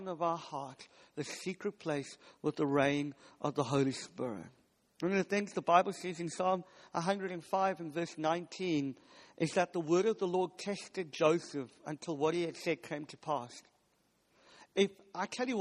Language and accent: English; South Africa; now in United Kingdom; I'm from South Africa, and we do meat really good. We have what's called a braai